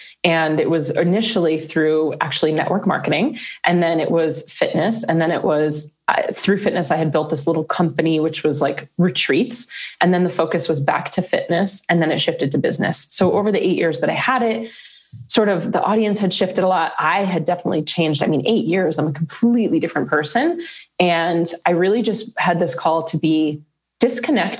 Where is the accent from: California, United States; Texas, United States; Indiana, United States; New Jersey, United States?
New Jersey, United States; moved away as an adult; also born or lived in New York / Manhattan; now in Arizona, United States; I'm from Jersey